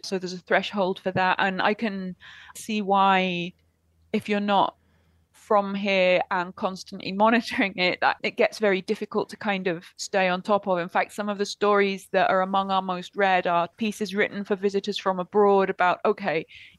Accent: United Kingdom; now in Argentina; certainly as a Brit I really struggle to get my head around

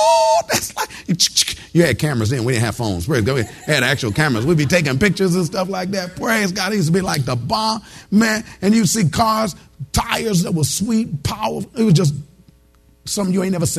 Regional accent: Detroit, Michigan, United States; moved away; I'm originally from Detroit, Detroit, Michigan

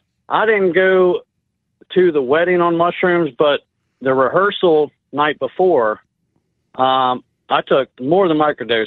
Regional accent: South Carolina, United States; I'm from South Carolina. I was in upstate New York in Canandaigua, New York

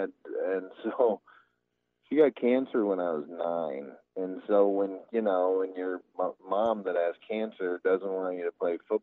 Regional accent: Omaha, Nebraska, United States; I was born and raised in Omaha. I'm a Nebraska kid

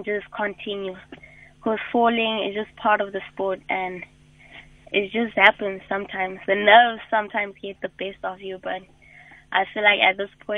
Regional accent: Kimberley, Northern Cape, South Africa; I come from Kimberley

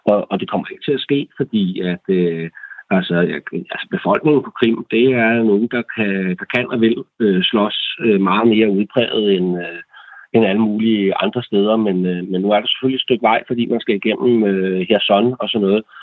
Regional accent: Denmark; vi som danskere

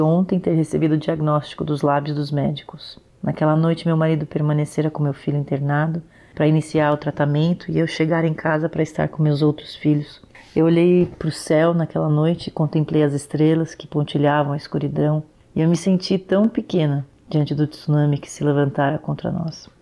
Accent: São Paulo, Brazil; eu sou de São Paulo, capital

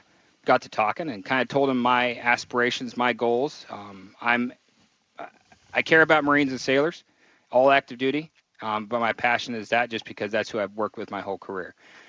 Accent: Idaho, United States; now in Washington, United States; I'm from Idaho originally. I'm in the Marine Corps currently. I've been around the Marine Corps around the world for 23 years, and this is where we're going to call home.

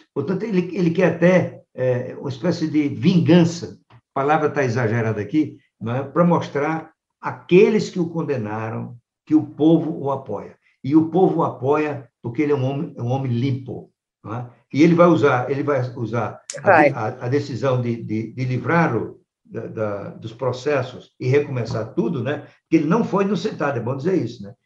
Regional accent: Paraíba, Brazil; moved away; Sempre que eu vou à minha terra, lá na Paraíba

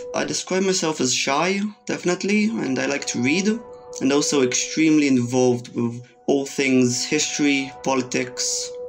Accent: Jerusalem, Jerusalem District, Israel; I was born in Jerusalem in 2003.

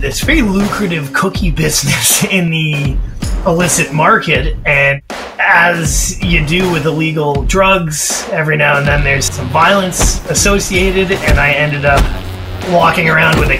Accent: Toronto, Ontario, Canada; when I was growing up in Toronto

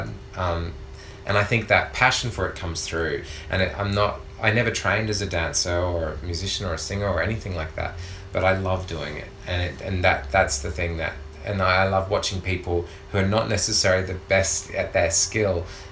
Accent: Perth, Western Australia, Australia; now in Melbourne, Australia; all the years growing up in Perth feeling vulnerable

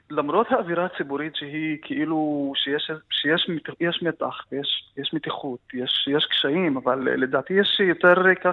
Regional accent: Fureidis, Haifa District, Israel; Hebrew is a second language; גם אני גדלתי בכפר פרדיס, שהוא כפר שממוקם בסביבה... אה, בסביבה מגוונת, אה, ערבים ויהודים שחיים ביחד, ונחשפתי גם לשפה העברית אה, בגיל צעיר

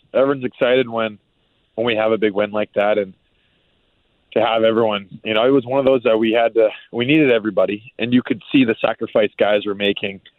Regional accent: Maine, United States; moved away; I grew up in Maine

